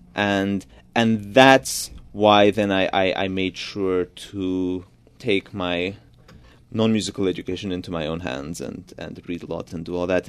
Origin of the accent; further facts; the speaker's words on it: Budapest, Hungary; first language Georgian; English is a second language; moved away; also born or lived in Georgia / New York; my family moved to Budapest when I was only a few months old. So I grew up in Hungary.